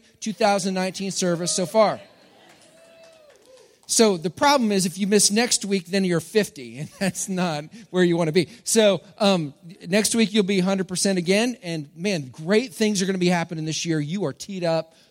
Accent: Texas, United States; I'm from Texas, and I grew up when stereo was a big thing

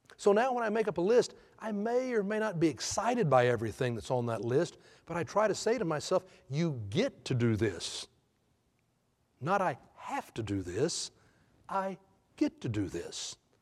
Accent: Houston, Texas, United States; I, I grew up in Houston

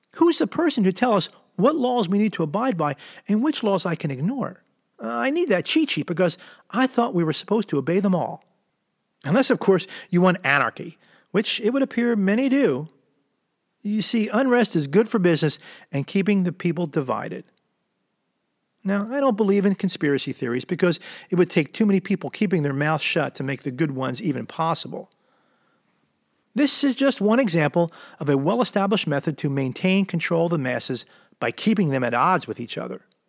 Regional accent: Philadelphia metropolitan area, New Jersey, United States; moved away as an adult; also born or lived in San Diego, California; I moved from the Philadelphia metropolitan area, South Jersey to be exact, when I was eighteen years old

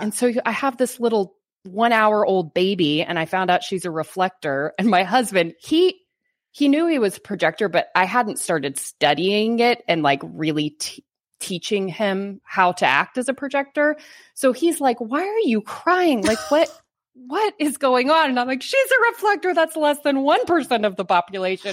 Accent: Bible Belt, Texas, United States; I live in Texas. Like, I'm from the Bible Belt

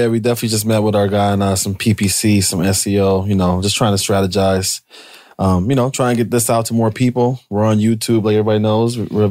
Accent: Pennsylvania, United States; also born or lived in Michigan; I'm from Pennsylvania. I have a lot of roots as far as family and friends in Harrisburg.

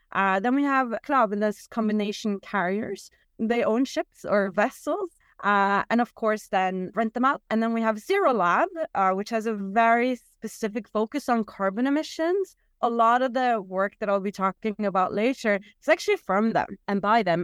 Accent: Norway; I'm from Norway

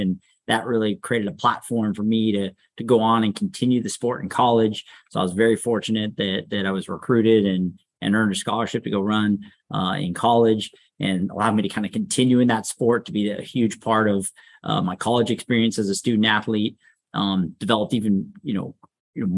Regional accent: Sacramento, California, United States; definitely raised here in Sacramento. So local, really enjoyed growing up here. I grew up in the Arden Park area

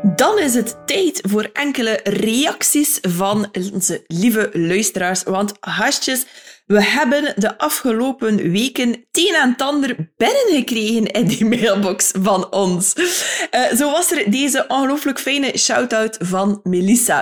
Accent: Ostend and Bruges, West Flanders, Belgium; accent: North-West Flemish (West Flemish); in mijn tongval net iets meer um, Noordwest-Vlaamse eh, accenten ah horen, afkomstig uit Oostende en Brugge

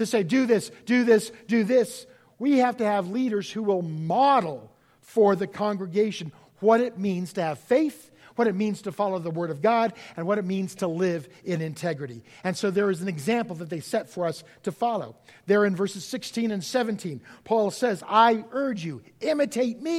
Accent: United States

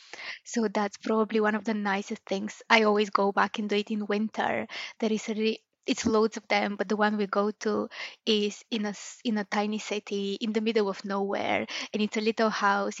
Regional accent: Bulgaria; moved away as an adult; also born or lived in Stirling, Scotland; now in Glasgow, United Kingdom; I'm originally from Bulgaria

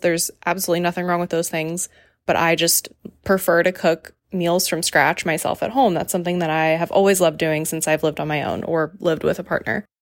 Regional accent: Raleigh, North Carolina, United States; moved away; my hometown, Raleigh

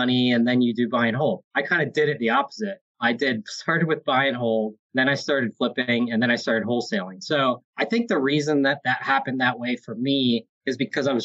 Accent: Hershey, Pennsylvania, United States; Born and raised in Hershey, Pennsylvania

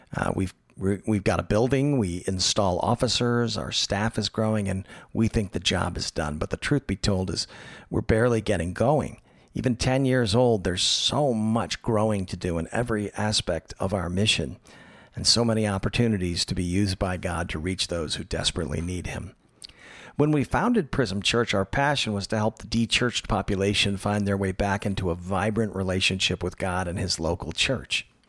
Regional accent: Tallahassee, Florida, United States; now in Los Angeles, United States; my hometown of Tallahassee, Florida

